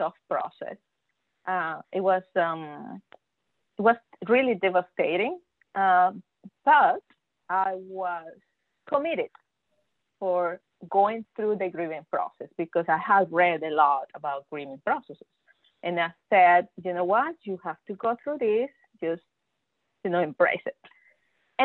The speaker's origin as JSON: {"language": "English", "country": "Venezuela", "first_language": "Spanish", "second_language": "English", "moved": "as an adult", "lives_now": "Texas, United States", "said": "I am from Venezuela"}